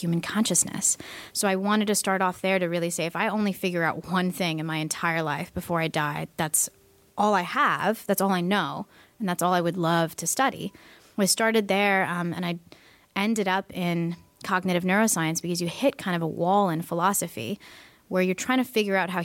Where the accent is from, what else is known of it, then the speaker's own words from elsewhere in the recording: East Bay, California, United States; I grew up actually in the East Bay my entire life